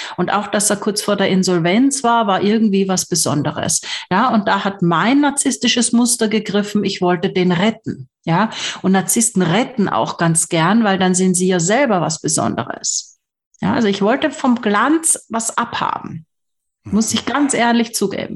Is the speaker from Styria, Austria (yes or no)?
yes; Graz, Styria, Austria; ich komme aus Graz